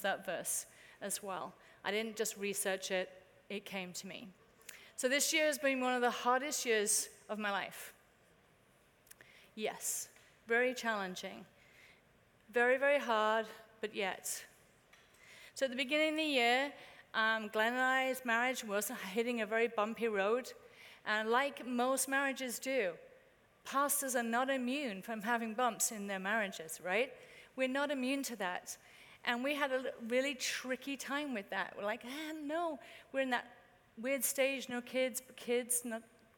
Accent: United Kingdom; now in United States; As a Brit

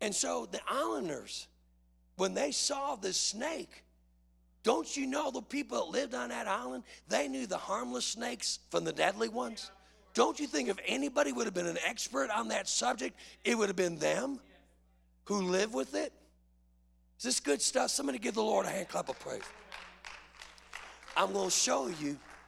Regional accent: Chicago, Illinois, United States; I grew up in Chicago

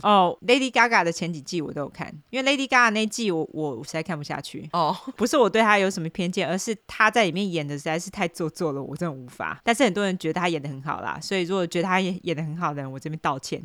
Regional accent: Taipei, Taiwan; 我在台北长大的，所以我就用台北地标来说

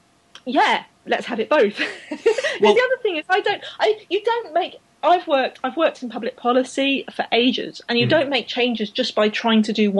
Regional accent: United Kingdom; I'm British.

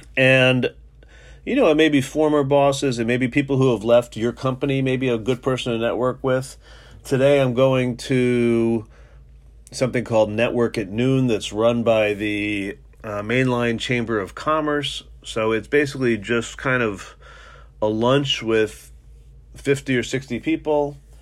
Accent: New York City, New York, United States; now in Philadelphia, United States; I was brought up in New York and Manhattan

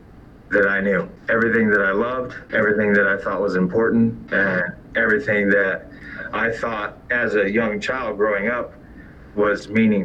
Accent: Colorado Springs, Colorado, United States; I was raised in Pikes Peak Park through elementary school. And I went to Carmel, I went to Pikes Peak Elementary, and I was basically the minority in that environment when I was growing up in school.

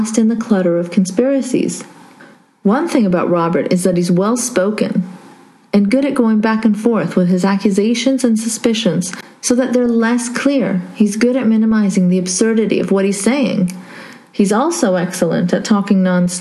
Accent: Saudi Arabia; moved away; I grew up in Saudi

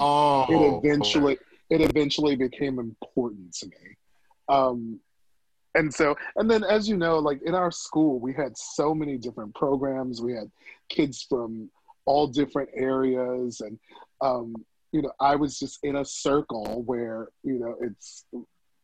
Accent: Silver Spring, Beltsville, and Bowie, Maryland, United States; also born or lived in Washington, District of Columbia, United States; I was born in DC and then I was raised in Silver Spring, Beltsville, and Bowie

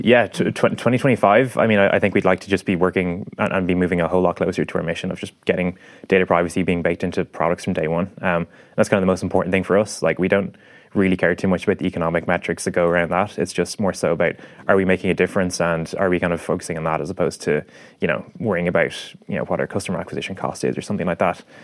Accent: Ireland; as Irish people, we kind of tend to be a bit more extrospective

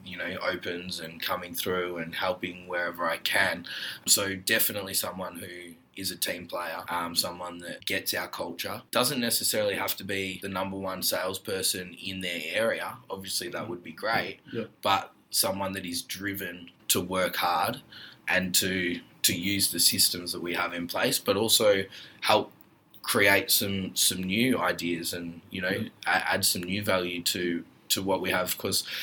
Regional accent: Melbourne, Victoria, Australia; I grew up in Ormond, Bentley, Brighton, Hampton

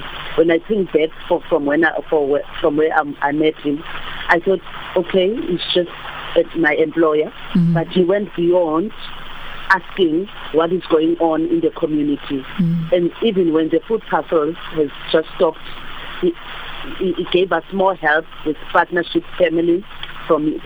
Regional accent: Karoo, South Africa; first language Afrikaans; English is a second language; where I come from the Karoo, we speak African

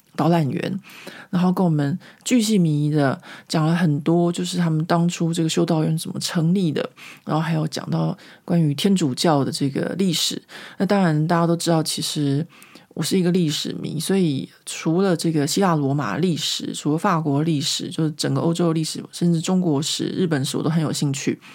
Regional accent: Taiwan; now in Paris, France; 我下个星期就要回台湾校庆了

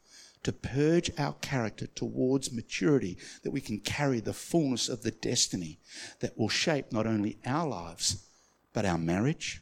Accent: Australia; I'm Aussie to Aussie.

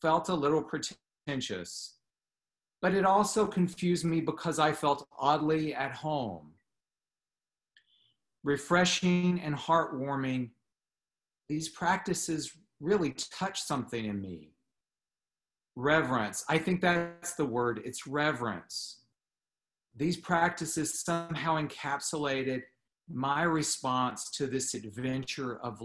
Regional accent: the American South, United States; I grew up in the American South where Jesus is everywhere

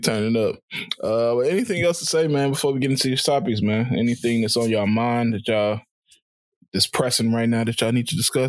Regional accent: Chicago, Illinois, United States; I'm from Chicago.

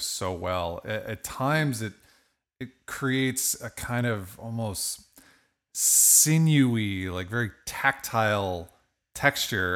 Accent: Toledo, Ohio, United States; moved away; I grew up in Toledo, Ohio

